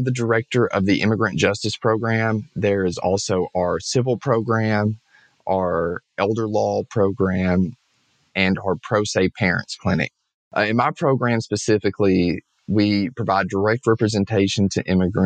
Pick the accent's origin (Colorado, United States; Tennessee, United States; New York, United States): Tennessee, United States; Dyersburg; accent: Southern; now in Memphis, United States; I'm originally from a small rural farm town in northwest Tennessee called Dyersburg, Tennessee